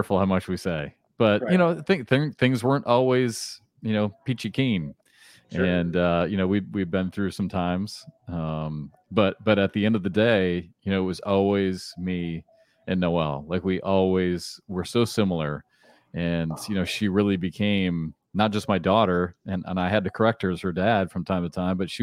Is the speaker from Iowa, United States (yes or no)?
yes; Iowa City, Iowa, United States; I grew up in Iowa City, so I grew up in the same place